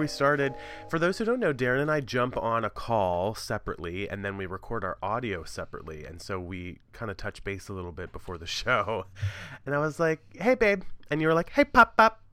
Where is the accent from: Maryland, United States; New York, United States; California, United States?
Maryland, United States; Western; born or raised there